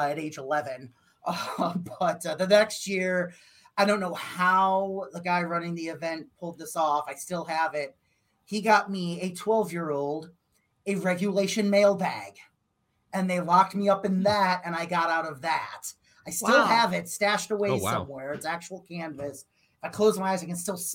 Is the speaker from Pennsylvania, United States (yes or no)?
no; Crystal Lake, Illinois, United States; She's also from my hometown as well. So Crystal Lake